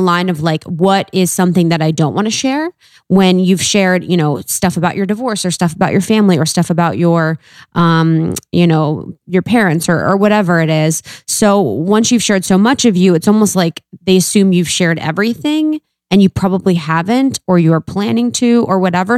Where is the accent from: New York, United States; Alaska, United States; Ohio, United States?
Ohio, United States; I'm from Ohio.